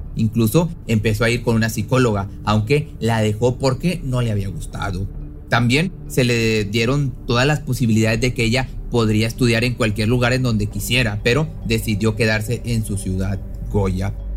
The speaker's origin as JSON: {"language": "Spanish", "country": "Mexico", "said": "mi país, en México"}